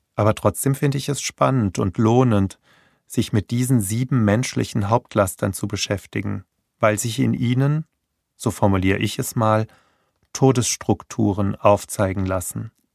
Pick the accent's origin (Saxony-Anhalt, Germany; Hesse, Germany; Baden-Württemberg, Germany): Hesse, Germany; Hanau; in meiner Geburtsstadt Hanau